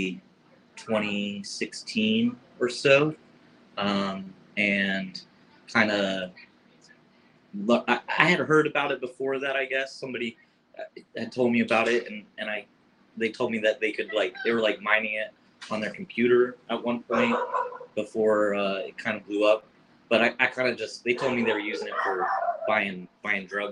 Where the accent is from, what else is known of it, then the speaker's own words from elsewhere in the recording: Florida, United States; now in Hawaii, United States; I'm originally from Florida, living in Hawaii